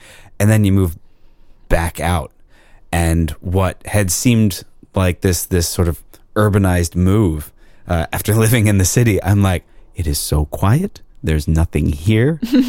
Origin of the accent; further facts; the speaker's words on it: York County, Pennsylvania, United States; moved away as an adult; also born or lived in Downingtown, Pennsylvania / Philadelphia; I grew up in York County